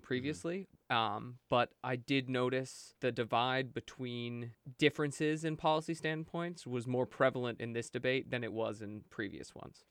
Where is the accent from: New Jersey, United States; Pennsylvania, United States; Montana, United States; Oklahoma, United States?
Pennsylvania, United States; Brookville; moved away as an adult; now in New York, United States; I'm from Brookville, Pennsylvania